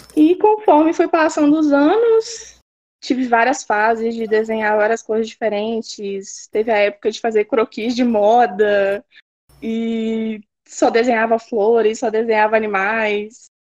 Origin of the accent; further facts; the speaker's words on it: Pedra Azul, Espírito Santo, Brazil; moved away as an adult; now in Viçosa, Brazil; Eu sou de Pedra Azul, no Espírito Santo.